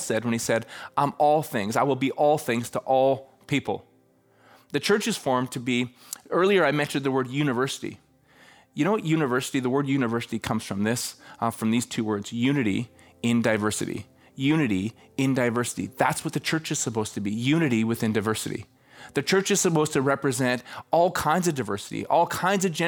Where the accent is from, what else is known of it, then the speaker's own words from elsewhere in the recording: Canada; I'm from Canada